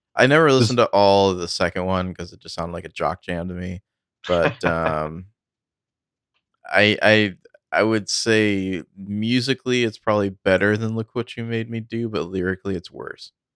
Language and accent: English; United States; I'm from America